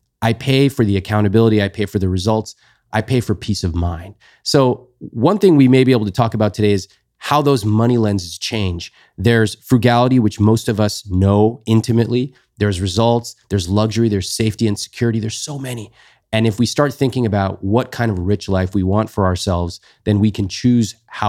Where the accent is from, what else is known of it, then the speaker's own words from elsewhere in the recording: California, United States; They both came to the US. And I grew up basically in California.